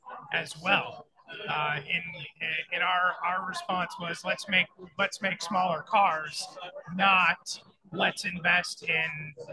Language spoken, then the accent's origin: English; United States; I'm an American